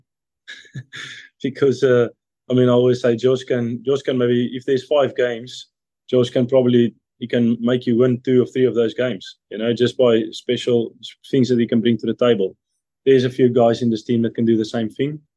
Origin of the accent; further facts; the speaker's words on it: Modimolle, Limpopo, South Africa; moved away as an adult; now in Lyon, France; I'm a guy from Nelstrom in South Africa, a small town